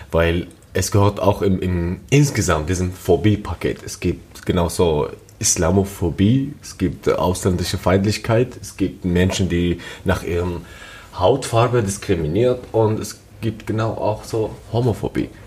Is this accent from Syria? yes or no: yes; Syria; now in Germany; ich komme aus Syrien und lebe in Deutschland seit sieben Jahren.